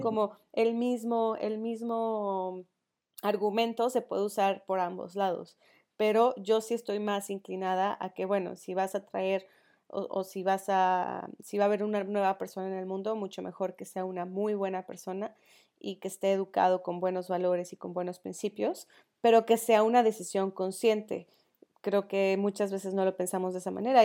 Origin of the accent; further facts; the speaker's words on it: León, Guanajuato, Mexico; yo crecí en León, en una zona eh, con, donde la educación era sobre todo católica